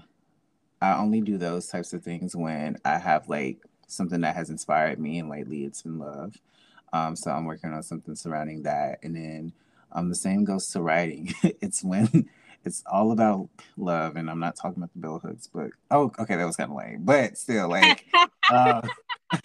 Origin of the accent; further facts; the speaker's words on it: Jackson, Mississippi, United States; I'm from Jackson, Mississippi, and I am a creative